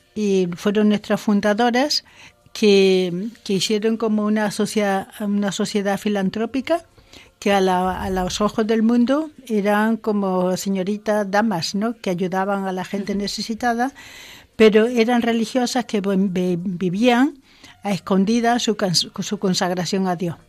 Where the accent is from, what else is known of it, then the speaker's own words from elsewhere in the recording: Córdoba, Andalusia, Spain; moved away as an adult; also born or lived in Zimbabwe; no soy madrileña, que soy de Córdoba